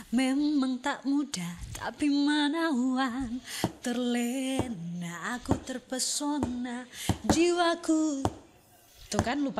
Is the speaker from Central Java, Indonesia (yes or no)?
no; Manado, North Sulawesi, Indonesia; ada teman saya orang Manado juga Om Rudi Lohok